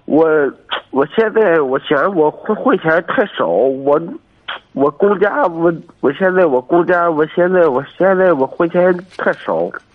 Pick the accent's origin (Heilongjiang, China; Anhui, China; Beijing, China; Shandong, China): Shandong, China; Jiyang; moved away; 我是济阳。济阳的？对，我， 我老家，我属于济阳